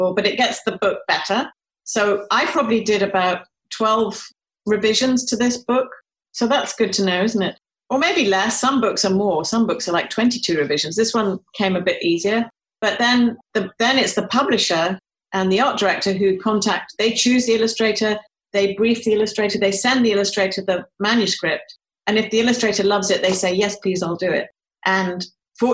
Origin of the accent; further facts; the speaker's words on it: United Kingdom; moved away; I'm British